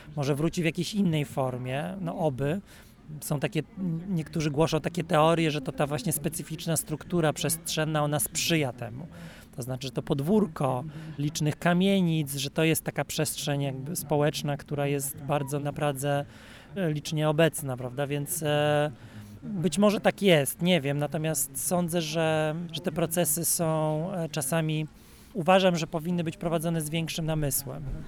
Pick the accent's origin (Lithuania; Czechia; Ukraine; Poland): Poland; jako Polacy wręcz jesteśmy i ze wschodu, i z zachodu